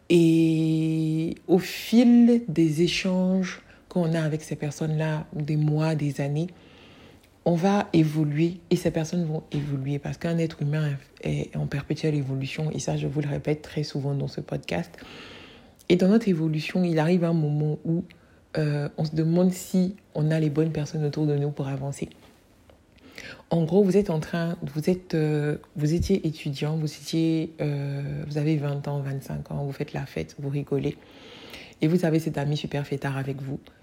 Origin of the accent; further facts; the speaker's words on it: Côte d’Ivoire; chez moi en Côte d'Ivoire